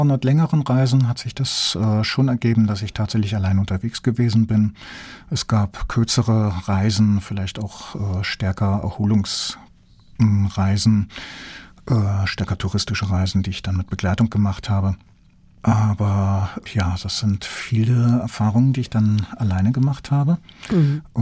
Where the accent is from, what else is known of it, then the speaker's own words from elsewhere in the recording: North Germany, Germany; now in Southwest Germany; seitdem ich hier im Südwesten lebe. Ich komme ja ursprünglich aus dem Norden und da ist Karneval etwas für Exoten.